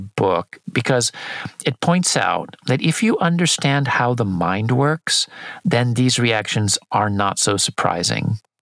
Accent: San Diego, California, United States; just south of my hometown in San Diego, in California

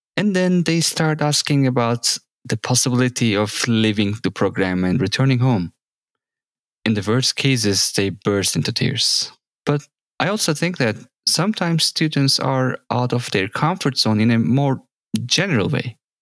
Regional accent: Samsun, Turkey; moved away as an adult; also born or lived in Ankara; when I came from my hometown, Samsun, to Ankara to study

